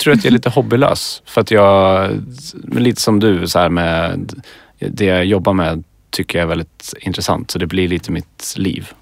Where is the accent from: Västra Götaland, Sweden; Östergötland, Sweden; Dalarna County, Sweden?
Västra Götaland, Sweden; Skövde; moved away as an adult; now in Stockholm, Sweden; jag är från Skövde